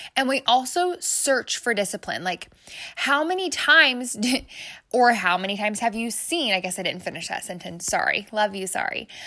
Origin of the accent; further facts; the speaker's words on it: Midwest, United States; I'm obviously from the Midwest because I said O P E.